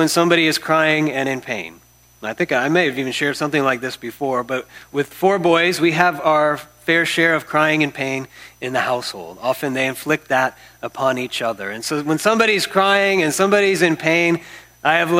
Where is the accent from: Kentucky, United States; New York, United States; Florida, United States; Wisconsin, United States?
Florida, United States; moved away; also born or lived in San Diego; I'm from Florida, and I'm kind of like part reptile growing up in Florida